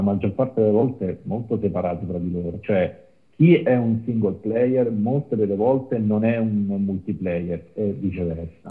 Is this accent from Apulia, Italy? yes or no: yes; Apulia, Italy; io sono pugliese